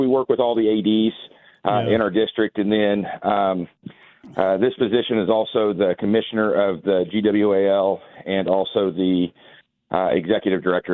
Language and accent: English; Argonia, Kansas, United States; also born or lived in Wichita, Kansas; Grew up in a small town called Argonia, Kansas